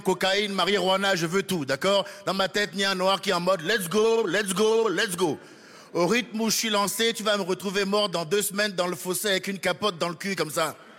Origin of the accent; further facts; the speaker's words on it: France; en tant que Français